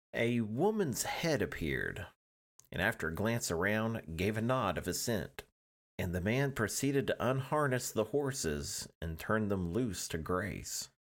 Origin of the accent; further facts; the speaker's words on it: Oklahoma, United States; I'm an Oklahoman